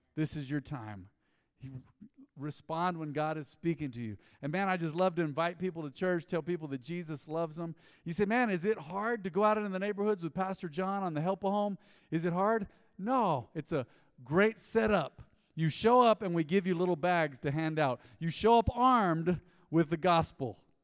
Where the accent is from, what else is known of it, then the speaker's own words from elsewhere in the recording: United States; growing up in America